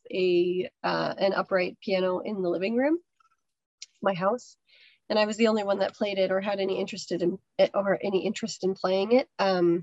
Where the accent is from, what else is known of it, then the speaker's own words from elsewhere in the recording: Chicago, Illinois, United States; moved away as an adult; also born or lived in Boston; now in Saint John, Canada; I grew up in the Midwest